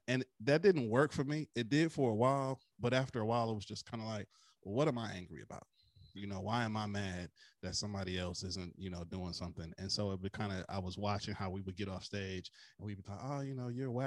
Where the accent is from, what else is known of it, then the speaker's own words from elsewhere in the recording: Flint, Michigan, United States; my hometown of Flint, Michigan